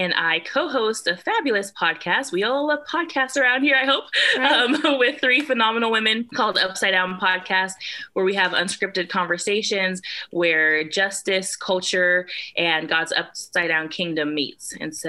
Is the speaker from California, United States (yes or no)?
yes; California, United States; now in Georgia, United States; I am in Georgia from California. So if you're wondering why I don't have an accent, that's why.